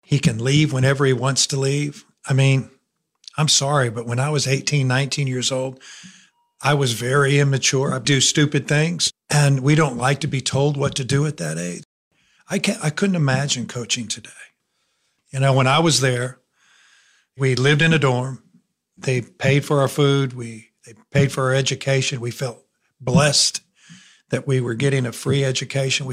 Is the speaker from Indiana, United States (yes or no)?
yes; Elkhart, Indiana, United States; moved away as an adult; also born or lived in Alabama; I was raised in northern Indiana, Elkhart. It's right on the Michigan line